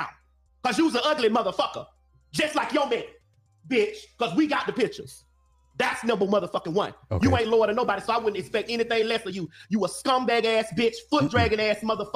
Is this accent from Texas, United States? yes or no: no; Miami, Florida, United States; I'm from Miami, Florida